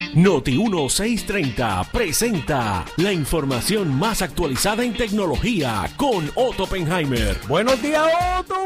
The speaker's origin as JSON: {"language": "Spanish", "country": "Puerto Rico", "said": "Como somos nosotros los boricuas"}